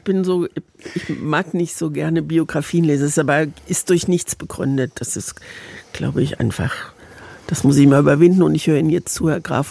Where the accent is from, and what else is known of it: Mannheim, Baden-Württemberg, Germany; born or raised there; also born or lived in Erfurt